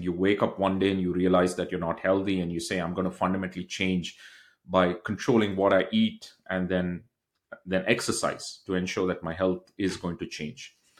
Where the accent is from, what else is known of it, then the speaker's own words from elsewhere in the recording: Bangalore, Karnataka, India; moved away as an adult; now in United States; I grew up in a state in India called as Bangalore, which is south of India